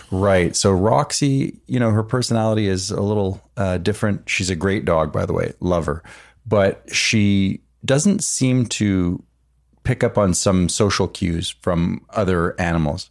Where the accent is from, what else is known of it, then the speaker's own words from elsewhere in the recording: East Coast, United States; moved away; also born or lived in Orange County; growing up on the East Coast